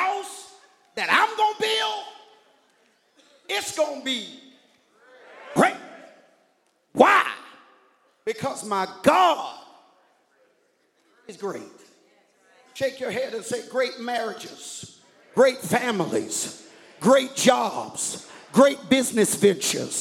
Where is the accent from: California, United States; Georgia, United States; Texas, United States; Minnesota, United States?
Georgia, United States; I'm from Georgia